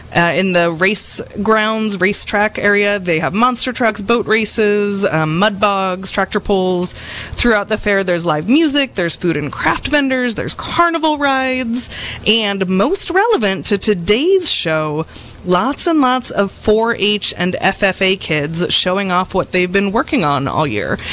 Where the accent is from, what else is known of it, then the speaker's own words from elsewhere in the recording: Seattle, Washington, United States; we grew up in Seattle